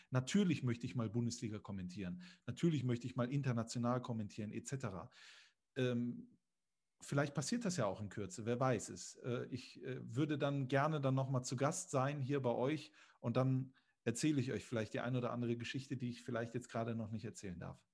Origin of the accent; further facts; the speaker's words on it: Düsseldorf, North Rhine-Westphalia, Germany; Ich bin in Düsseldorf geboren.